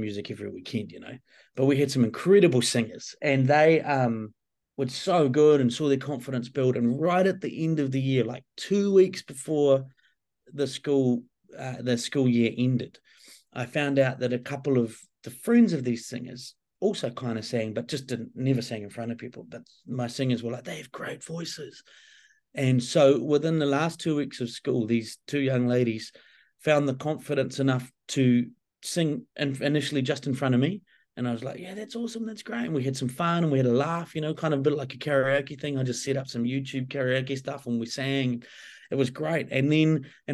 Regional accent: New Zealand; I'm a Kiwi

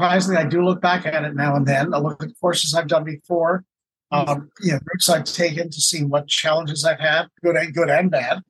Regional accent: Canada; being Canadian, I say kilometers

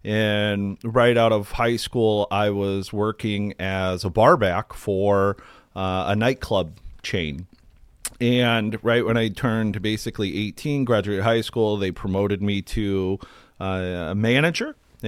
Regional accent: Akron, Ohio, United States; I grew up in Akron, Ohio, and after a lot of my friends were going to college

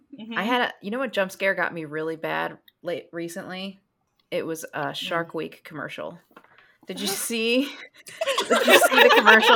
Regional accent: Florida, United States; I grew up in Florida.

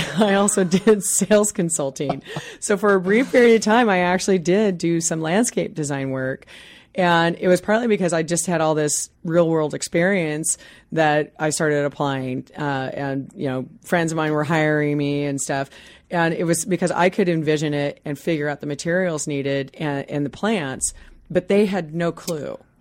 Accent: Midwest, United States; now in Seattle, United States; I grew up in the Midwest on a three-quarter acre lot

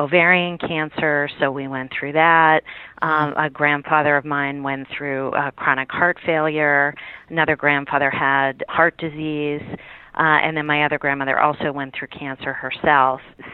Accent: Pittsburgh, Pennsylvania, United States; now in Washington, D.C., United States; I grew up in Pittsburgh, Pennsylvania

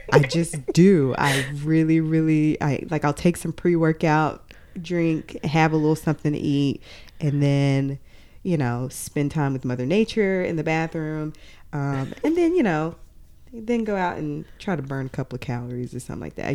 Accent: Arkansas, United States; moved away; We're originally from Arkansas

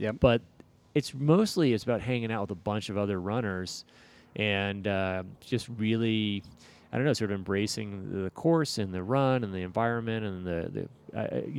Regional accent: Bay Area, California, United States; moved away; I grew up in the Bay Area, so for me, it's a bit of going back home

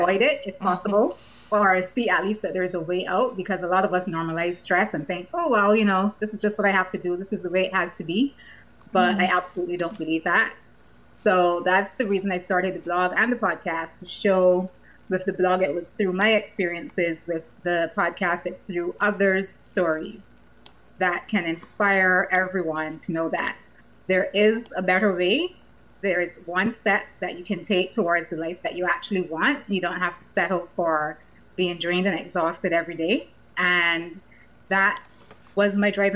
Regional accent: Barbados; moved away as an adult; also born or lived in Victoria, Canada / Boston / London; I'm from Barbados, beautiful Barbados.

